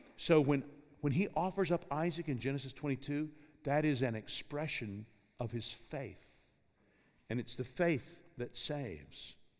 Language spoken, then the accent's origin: English; Kentucky, United States; I grew up in Kentucky